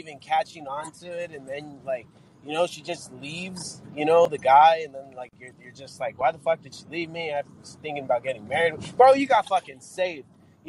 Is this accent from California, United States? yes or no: yes; Los Angeles, California, United States; I grew up in California. I'm a native of East Los Angeles.